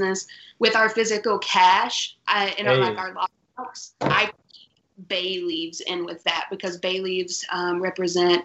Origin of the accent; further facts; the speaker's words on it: Paintsville, Kentucky, United States; now in Lexington, United States; I am living in Lexington, Kentucky now, but I'm from Paintsville originally.